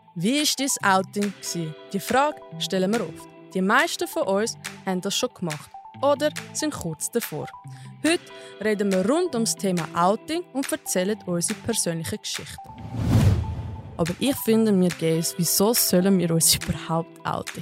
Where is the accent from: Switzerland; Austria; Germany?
Switzerland; Zurich; Ich komme aus Zürich und bin gelernte Köchin